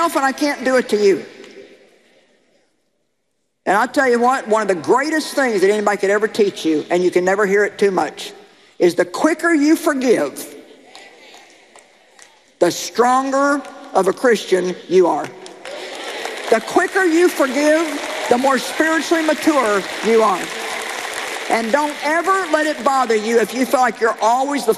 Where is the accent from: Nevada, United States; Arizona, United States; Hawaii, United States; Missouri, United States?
Missouri, United States; I come from Missouri, the show me state.